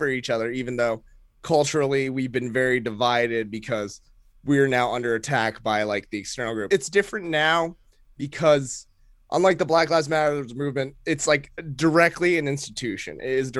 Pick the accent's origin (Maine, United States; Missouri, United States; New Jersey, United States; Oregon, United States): Maine, United States; I'm like, I'm Filipino, I'm also from Maine, and, like, everyone knows that about my set.